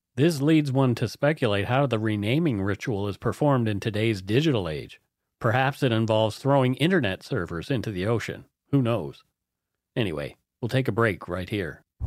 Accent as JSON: {"language": "English", "area": "Lunenburg County", "region": "Nova Scotia", "country": "Canada", "tie": "born or raised there", "said": "where I grew up in Lunenburg County"}